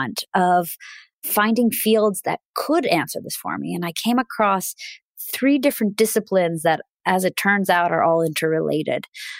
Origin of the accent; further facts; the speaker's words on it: Russia; first language Russian; English is a second language; I'm originally from Russia. So I speak Russian fluently